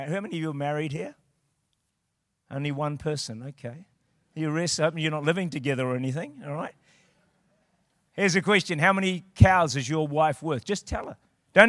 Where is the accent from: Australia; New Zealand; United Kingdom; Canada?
New Zealand; I'm from New Zealand.